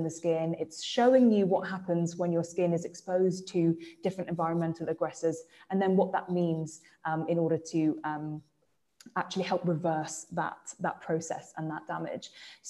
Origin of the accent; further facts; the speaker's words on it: England, United Kingdom; accent: English; that's my English accent coming out